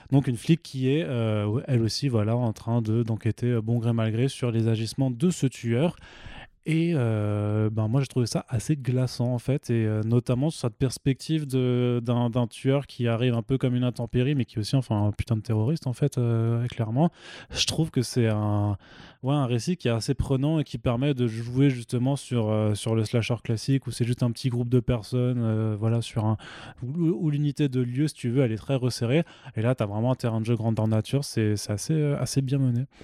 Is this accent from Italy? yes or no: yes; Italy; Non, je t'ai déjà dit, je suis italien, j'ai le droit.